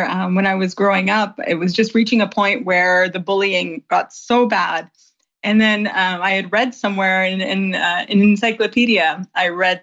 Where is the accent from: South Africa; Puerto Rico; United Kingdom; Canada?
Canada; Grimsby, Ontario; moved away as an adult; now in Viterbo, Italy; I didn't grow up here. I grew up in Grimsby, Ontario, which is a very small town between Niagara Falls and Toronto